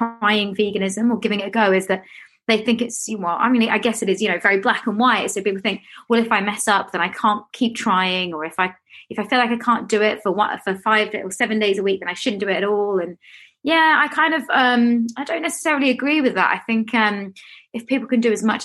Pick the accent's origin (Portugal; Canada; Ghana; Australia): Australia; now in London, United Kingdom; I grew up in Australia